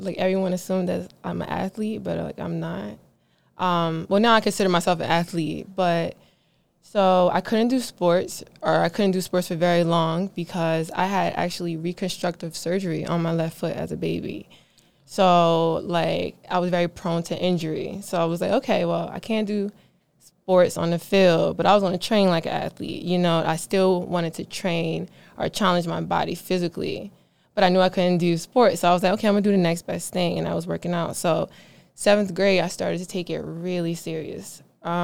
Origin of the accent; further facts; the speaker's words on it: Philadelphia, Pennsylvania, United States; now in Atlanta, United States; I'm from Philadelphia, PA. I moved to Atlanta shortly after I graduated from Penn State University.